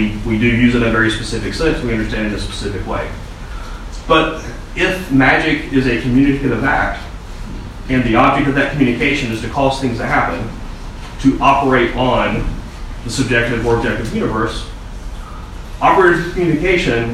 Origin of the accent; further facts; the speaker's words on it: southern United States, United States; accent: slight southern; my slight southern accent